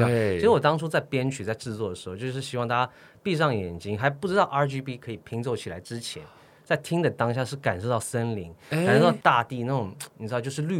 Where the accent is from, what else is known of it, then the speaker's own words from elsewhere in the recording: Sydney, New South Wales, Australia; 因为我读的毕竟是男校，我在我在澳洲的雪梨长大。